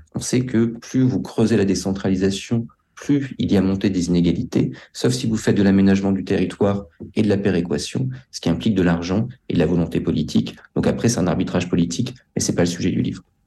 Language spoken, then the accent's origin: French; France; nous sommes français